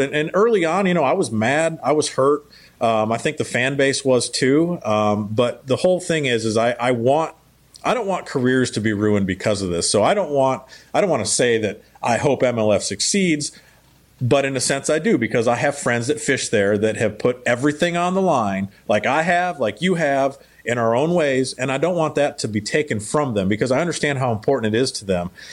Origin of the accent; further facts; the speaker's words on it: United States; I'm an American